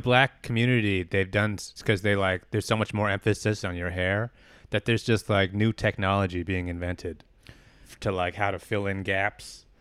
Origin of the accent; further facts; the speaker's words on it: Albany, California, United States; my, my hometown, Albany, California